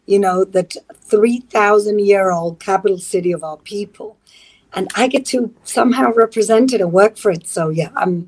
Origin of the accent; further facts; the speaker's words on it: Gibraltar; You know, it's like, it's very kind of kibbutzy in a way. It's like a small town where everybody really knows it. If you're Jewish, everybody knows you and they know your business.